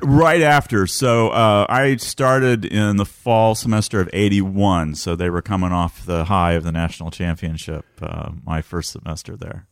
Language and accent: English; west side of the Wabash near Vincennes, Illinois, United States; also born or lived in Bloomington, Indiana; Illinois, but almost Indiana. Uh, grew up on the west side of the Wabash